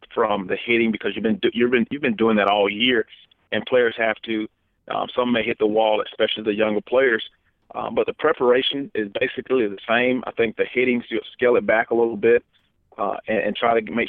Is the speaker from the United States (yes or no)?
yes; Florida, United States; now in Alabama, United States; my home state